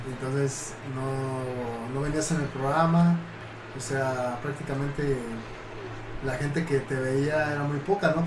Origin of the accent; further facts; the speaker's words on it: Mexico City, Mexico; Soy de México, DF